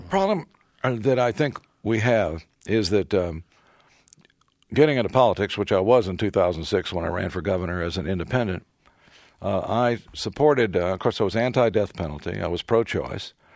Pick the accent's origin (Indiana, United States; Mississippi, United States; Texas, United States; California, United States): Texas, United States; I'm often called the only good thing that ever came out of Texas